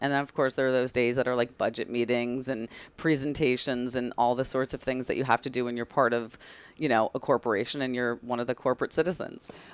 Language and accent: English; Bridgewater, New Jersey, United States; moved away as an adult; also born or lived in North Carolina; now in New York, United States; I grew up in that exotic place called New Jersey, across the Hudson, um, in a town called Bridgewater, and I spent basically my whole life there until I moved to New York after college